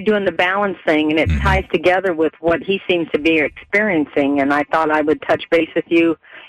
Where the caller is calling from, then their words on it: Marco Island, Florida, United States; I'm calling from Marco Island again.